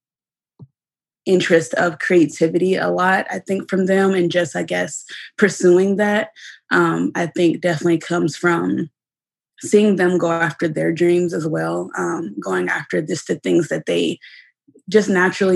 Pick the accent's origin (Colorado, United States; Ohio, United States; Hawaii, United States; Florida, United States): Ohio, United States; Dayton; also born or lived in Columbus, Ohio / New York; I'm originally from Dayton, Ohio. I was born and raised here.